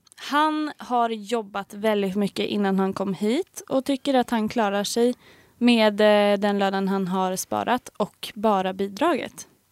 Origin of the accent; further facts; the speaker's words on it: Stockholm, Stockholm County, Sweden; now in Lund, Sweden; där jag kommer från, Stockholm